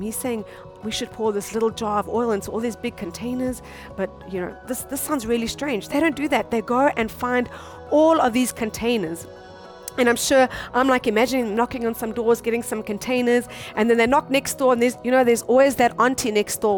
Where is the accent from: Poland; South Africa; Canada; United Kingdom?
South Africa; moved away as an adult; now in Japan; we come from South Africa, and South Africa is a, a third world country